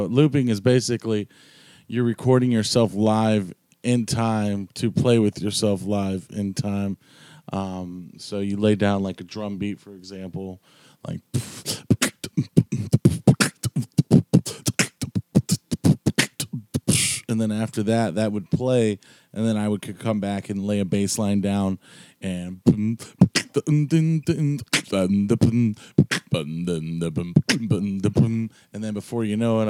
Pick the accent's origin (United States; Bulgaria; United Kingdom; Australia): United States; South Carolina; born or raised there; now in Georgia, United States